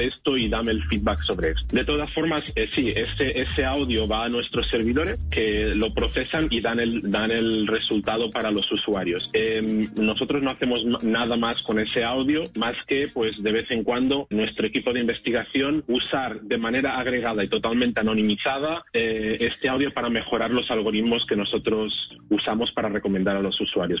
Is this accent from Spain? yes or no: yes; Spain; moved away; yo vengo de España. Tenemos un background de idioma en que el inglés nunca ha sido nuestro idioma principal